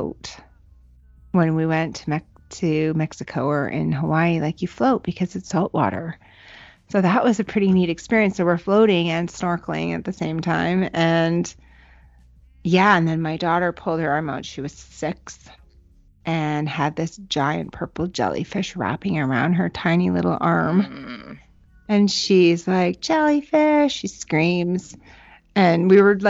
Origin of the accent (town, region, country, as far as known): Canada